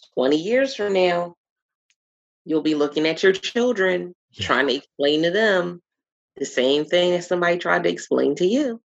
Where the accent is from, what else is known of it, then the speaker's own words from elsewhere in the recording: Philadelphia, Pennsylvania, United States; moved away as an adult; I was born and raised in Philadelphia